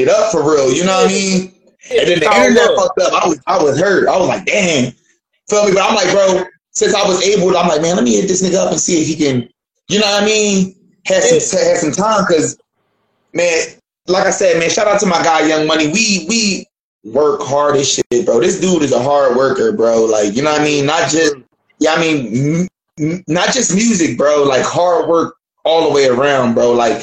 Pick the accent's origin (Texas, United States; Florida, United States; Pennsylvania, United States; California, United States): Pennsylvania, United States; Philadelphia; now in Dayton, United States; I'm not from out here. I'm from Philly